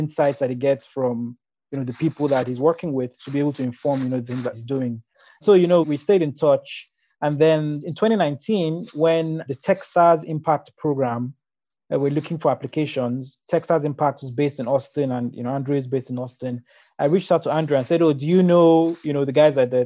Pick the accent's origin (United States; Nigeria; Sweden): Nigeria; growing up in Nigeria